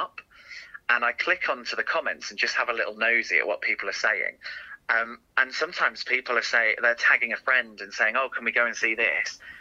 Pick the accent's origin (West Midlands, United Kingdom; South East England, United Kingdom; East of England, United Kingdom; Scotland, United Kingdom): East of England, United Kingdom; Hertfordshire; I grew up in Hertfordshire, just north of London.